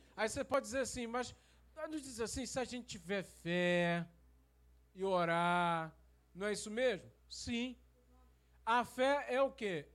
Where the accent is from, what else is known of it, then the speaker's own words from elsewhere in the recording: Rio de Janeiro, Brazil; now in Campos dos Goytacazes, Brazil; eu fui criado no Rio de Janeiro